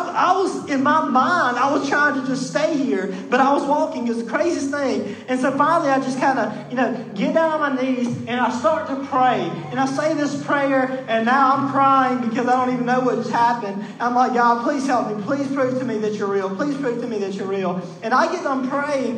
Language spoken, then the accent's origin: English; Mississippi, United States; I was born in Mississippi and in the Bible Belt, and just because I was kind of born American in a family that goes to church